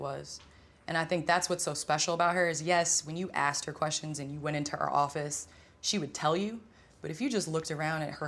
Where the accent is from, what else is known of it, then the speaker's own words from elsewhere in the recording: Naperville, Illinois, United States; moved away as an adult; also born or lived in St. Louis, Missouri; now in Los Angeles, United States; I grew up in Chicago area